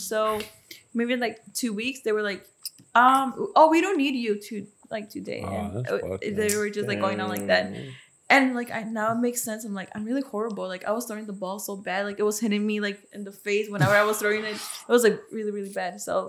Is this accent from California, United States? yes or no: no; Chicago, Illinois, United States; moved away as an adult; also born or lived in Guanajuato, Mexico; now in Los Angeles, United States; I was born in Chicago.